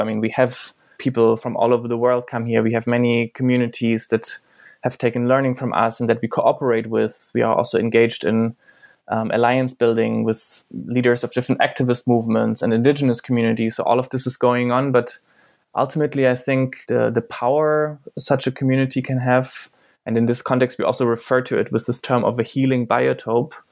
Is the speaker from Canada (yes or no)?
no; eastern Germany, Germany; I grew up in Germany